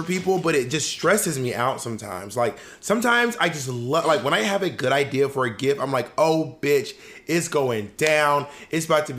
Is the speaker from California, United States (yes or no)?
no; Columbus, Georgia, United States; moved away; also born or lived in Opelika, Alabama; from Columbus, Georgia.